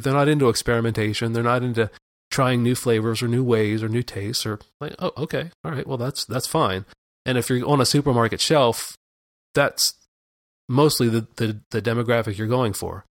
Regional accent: Pennsylvania, United States; I grew up in Pennsylvania

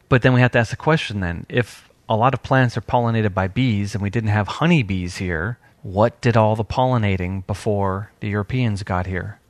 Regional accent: New York, United States; now in Georgia, United States; when I was growing up in New York. But when I came down to Georgia

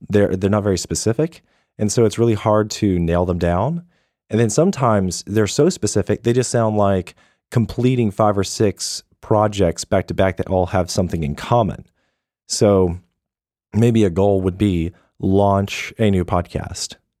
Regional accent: United States; I'm an American

